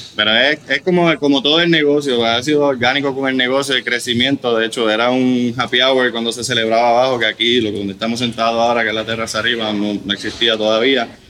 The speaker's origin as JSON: {"language": "Spanish", "country": "Puerto Rico", "tie": "born or raised there", "also_born_or_lived": "Germany / Cologne, Germany", "first_language": "German", "second_language": "Spanish", "said": "Hasta, tercer grado en Alemania, mi hermana hasta segundo grado, nuestro primer idioma es el alemán, lo que hablamos en la casa, ¿no? la familia alemán, y aquí pues de cuarto grado en adelante hasta la universidad."}